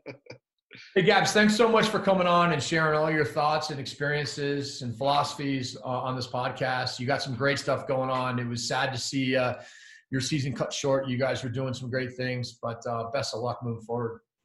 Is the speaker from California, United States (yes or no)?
no; Providence, Rhode Island, United States; I grew up in Providence